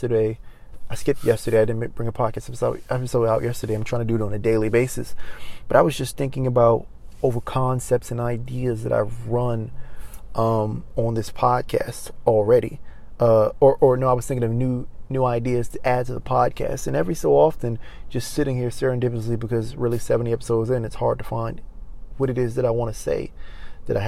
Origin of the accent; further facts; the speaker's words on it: Maryland, United States; moved away as an adult; now in Los Angeles, United States; I go back to my hometown of Maryland